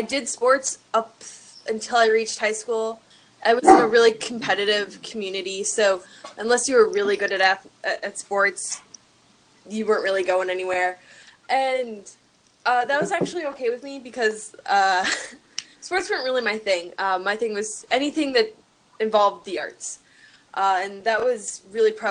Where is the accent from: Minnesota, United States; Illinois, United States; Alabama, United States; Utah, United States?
Minnesota, United States; Minnetonka; moved away as an adult; also born or lived in Fargo, North Dakota / Grand Forks, North Dakota; So I am originally from Twin Cities in Minnesota. I grew up in a suburb around there. Grew up in the same house my entire life